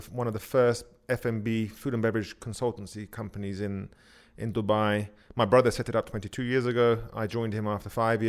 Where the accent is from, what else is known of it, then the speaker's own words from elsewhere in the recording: London, United Kingdom; accent: English; moved away as an adult; now in Tehran, Iran; born, brought up in London, Northwest London, very proud.